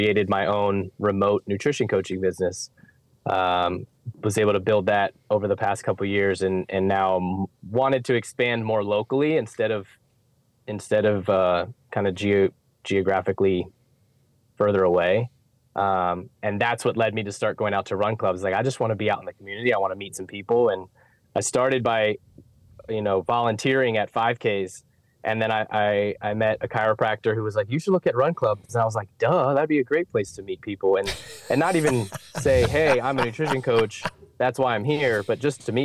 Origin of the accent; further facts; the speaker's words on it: Northern Virginia, United States; moved away as an adult; now in Charlotte, United States; I'm from Northern Virginia, played soccer my whole life, went to George Mason University.